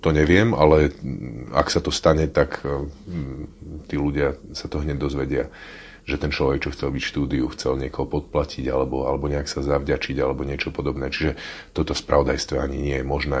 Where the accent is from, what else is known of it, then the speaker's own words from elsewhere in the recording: Martin, Žilina Region, Slovakia; ja som Martinčan